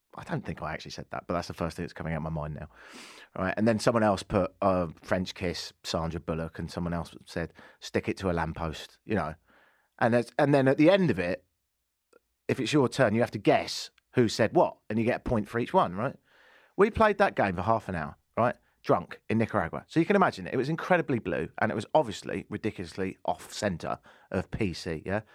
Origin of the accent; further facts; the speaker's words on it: England, United Kingdom; moved away as an adult; now in Canada; I ain't from round here and, uh, I've been here in Canada for ten and a half years and, um, I'm English